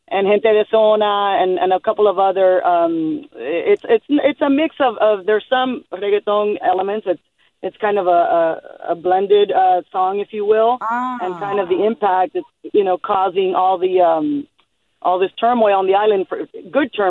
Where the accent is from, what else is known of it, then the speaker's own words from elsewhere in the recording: Miami, Florida, United States; now in Napa, United States; growing up in Miami in the Cuban American community.